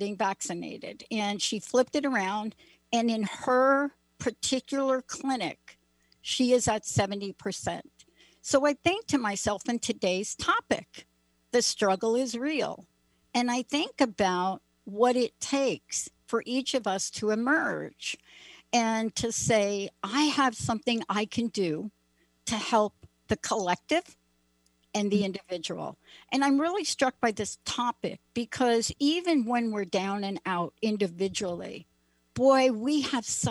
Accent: East Coast, United States; moved away; also born or lived in Philadelphia area; I was born on the East Coast, so I still get connected to East Coast and East Coast news

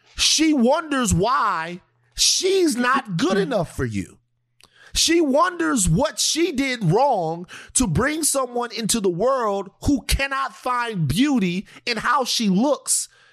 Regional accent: Louisiana, United States; I'm from Louisiana

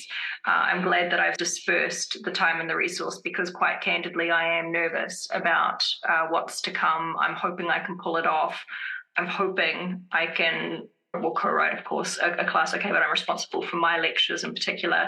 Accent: Wellington, New Zealand; also born or lived in Boston, United States; now in California, United States; I come from Wellington, where a lot of us, we just tend to love grays and blacks, which is odd because when I grew up in Wellington, the weather was quite gloomy a lot of the time

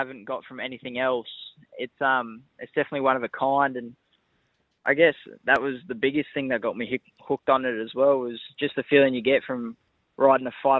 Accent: Grafton, New South Wales, Australia; now in Sydney, Australia; I grew up in Grafton. Family has a farm out at Coppenhurst, 20 Ks out of Grafton

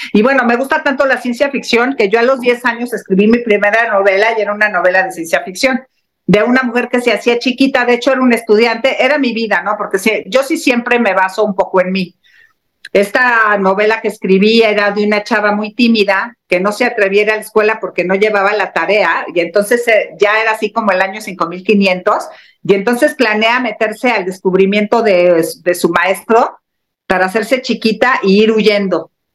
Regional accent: Mexico; como mexicana

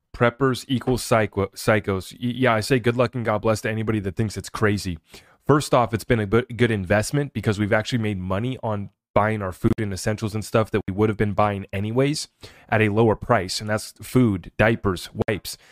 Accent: United States; as an American

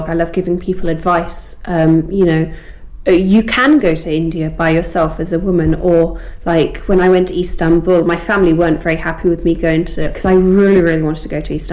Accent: United Kingdom; accent: received pronunciation; But my accent right now, speaking to you, is quite received pronunciation, I think

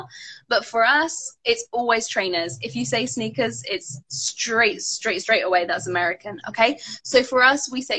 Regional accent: London, United Kingdom; accent: British; I am from London

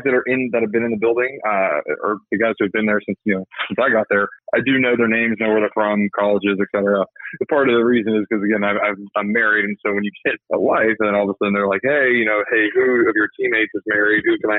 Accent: Lincoln, Nebraska, United States; born there; So I was born in Lincoln, Nebraska. I've got baby pictures in Nebraska Cornhusker gear.

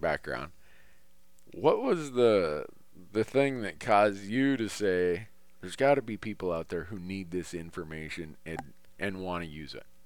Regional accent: Minnesota, United States; now in Montana, United States; where I grew up in Minnesota

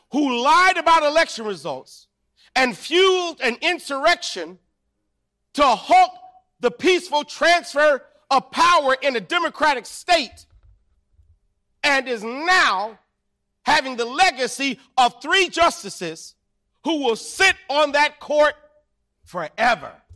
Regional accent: Illinois, United States; my home state of Illinois

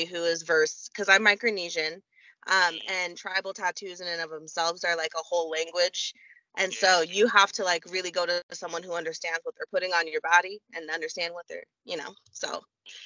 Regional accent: Oregon, United States; I'm from Oregon in a smallish town

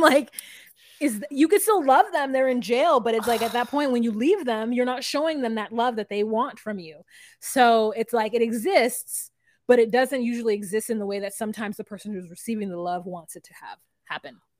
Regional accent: United States; a American who's watched enough ninety Day Fiance

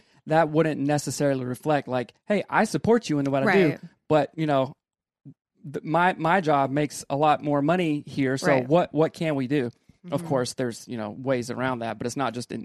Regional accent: South Carolina, United States; moved away as an adult; now in Seattle, United States; I also grew up in the South. I'm from South Carolina

